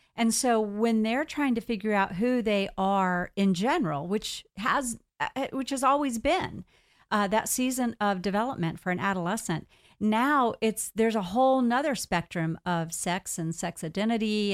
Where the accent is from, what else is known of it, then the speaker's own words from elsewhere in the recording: United States; I'm here an American going into Canada